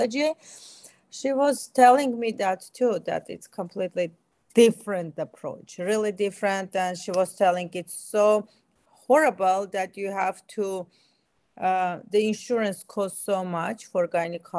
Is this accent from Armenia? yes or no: yes; Armenia; moved away as an adult; now in United States; I'm Armenian. I was born and raised in Armenia